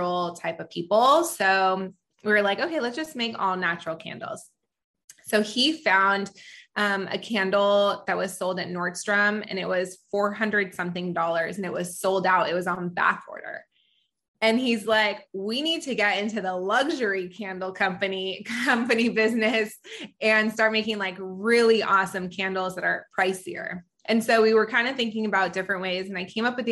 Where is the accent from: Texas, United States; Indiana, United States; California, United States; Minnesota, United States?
California, United States; also born or lived in Israel; I was born in Israel and I moved to California, at a very young age